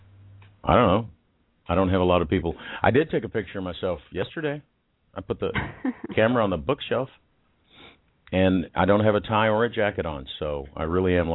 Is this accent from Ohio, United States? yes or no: no; Texas, United States; because I was from Texas